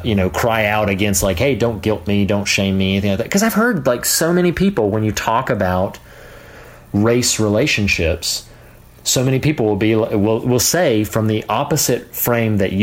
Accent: the South, United States; I grew up in the South.

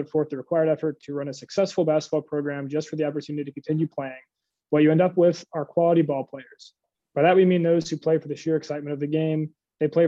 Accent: Valparaiso, Indiana, United States; Uh, I'm a junior from Valparaiso, Indiana, played high school ball at Valparaiso High School

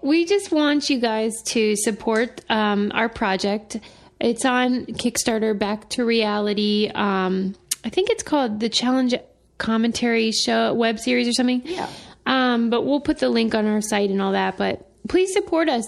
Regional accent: Pittsburgh, Pennsylvania, United States; I am from Pittsburgh

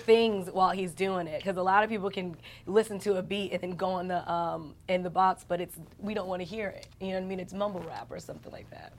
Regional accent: New York, United States; I'm from New York

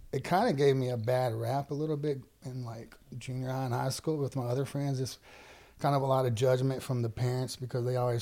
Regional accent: Kentwood, Louisiana, United States; My dad is still in Kentwood, yeah. Where I grew up

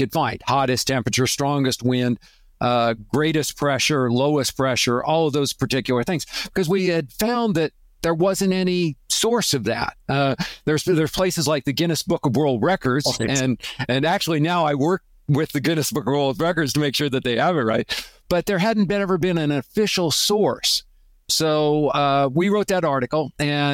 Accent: Nebraska, United States; now in Arizona, United States; I grew up in Nebraska, and I was in a small town

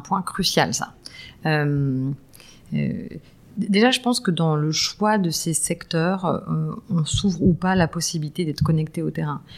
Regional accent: lycée at Enghien-les-Bains, Île-de-France, France; J'ai grandi en banlieue nord euh, euh, avec un papa ingénieur

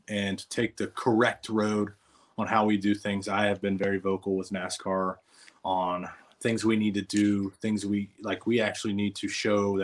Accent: North Carolina, United States; also born or lived in Alabama; So technically I'm from North Carolina where I'm at right now.

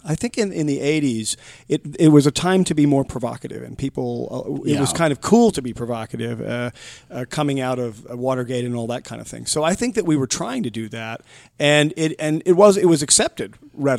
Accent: San Anselmo, California, United States; I grew up in a lovely little town called San Anselmo, California, in Marin County, across the Golden Gate Bridge from San Francisco.

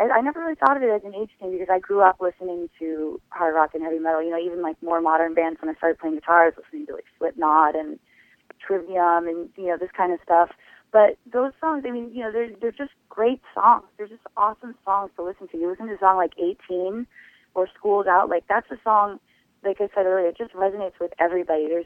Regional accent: Los Angeles, California, United States; I got to play in my hometown to uh, the show off my dreams at the Hollywood Bowl

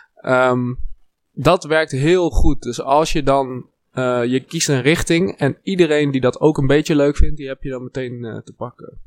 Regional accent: Wageningen, Gelderland, Netherlands; ik kom uit Wageningen, dat is heel lokaal

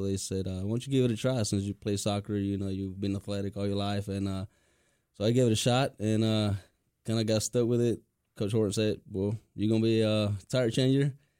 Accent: Raleigh-Durham area, North Carolina, United States; also born or lived in Chicago, Illinois; Yeah, I was pretty much grew up my whole life in, you know, Raleigh-Durham area.

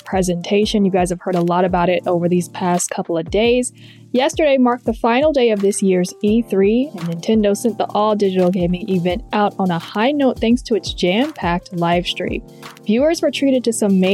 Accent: Atlanta, Georgia, United States; My hometown Atlanta

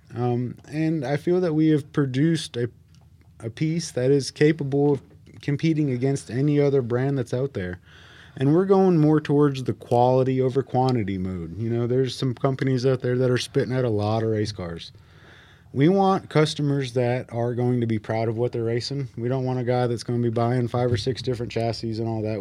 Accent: Harrisburg, North Carolina, United States; also born or lived in Mooresville, North Carolina; now in North Wilkesboro, United States; I'm originally from Harrisburg, North Carolina

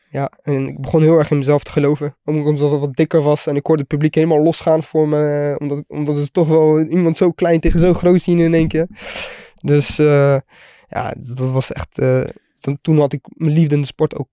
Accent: The Hague, South Holland, Netherlands; Ehm, rustig. Ja, ik, deed, ik zat op de HAVO.

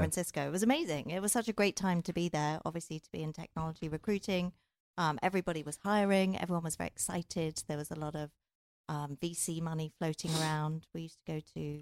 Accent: England, United Kingdom; I'm from England.

